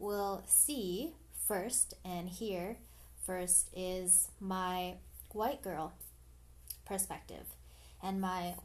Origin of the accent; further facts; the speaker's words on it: Canada; I am a Canadian citizen, born Filipino. So I'm a first generational born Filipino in Canada